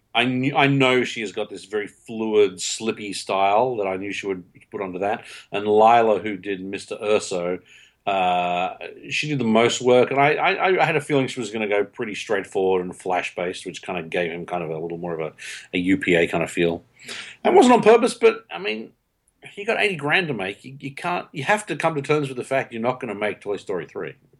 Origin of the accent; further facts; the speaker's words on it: Melbourne, Victoria, Australia; I'm from Melbourne, Australia